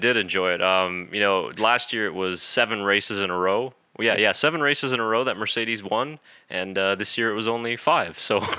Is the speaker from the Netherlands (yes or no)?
yes; Netherlands; I'm from the Netherlands and I still don't understand.